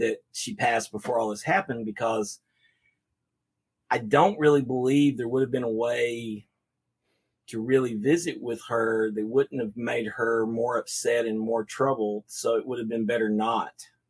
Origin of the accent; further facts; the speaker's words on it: Waxahachie, Texas, United States; also born or lived in Abilene, Texas / Denton, Texas; I was raised in Waxahachie, but as soon as they got done, I was in Denton